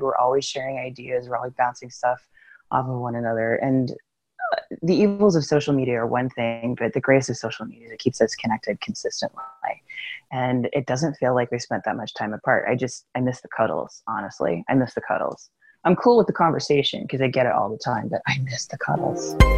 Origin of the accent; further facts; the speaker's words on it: United States; moved away; it's Especially funny being an American, yeah, who doesn't live there